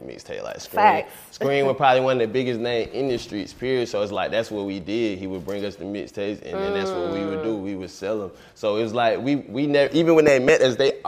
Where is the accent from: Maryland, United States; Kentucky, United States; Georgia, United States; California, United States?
Georgia, United States; Atlanta; The East Side is really where I grew up, East Atlanta and stuff, but it's like, I'm really from everywhere in Atlanta.